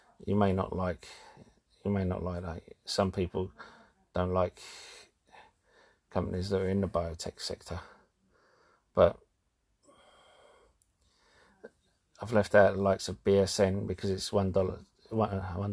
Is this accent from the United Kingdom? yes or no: yes; London, United Kingdom; I'm from London